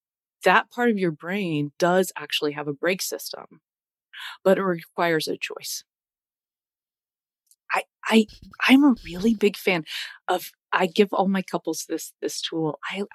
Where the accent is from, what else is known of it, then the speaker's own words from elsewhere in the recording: United States; I grew up in the States, right? I'm a U.S. mutt, lived all over the place. I've moved a ton as a kid.